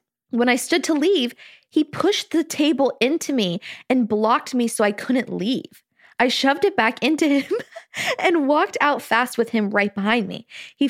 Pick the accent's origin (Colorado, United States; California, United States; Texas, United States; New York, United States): California, United States; now in Provo, United States; So I'm from, so I'm from Southern California, and I recently moved to Provo in August.